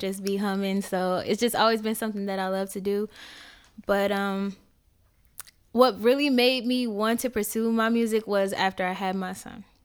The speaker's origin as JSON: {"language": "English", "region": "Indiana", "country": "United States", "tie": "born or raised there", "moved": "as an adult", "lives_now": "Atlanta, United States", "said": "where I'm from, I'm from Indiana. Um, a lot of the girls were getting pregnant before we even got out of high school"}